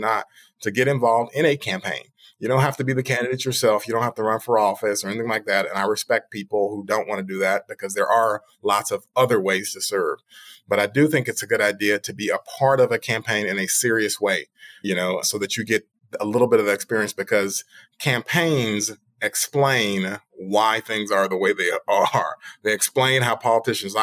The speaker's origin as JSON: {"language": "English", "town": "Memphis", "region": "Tennessee", "country": "United States", "said": "I'm from Memphis, and so I love this community"}